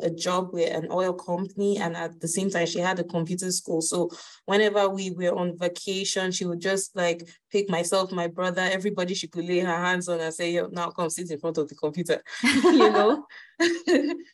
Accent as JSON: {"language": "English", "region": "Lagos", "country": "Nigeria", "tie": "born or raised there", "said": "I'm Nigerian, and I grew up in Lagos State in Nigeria."}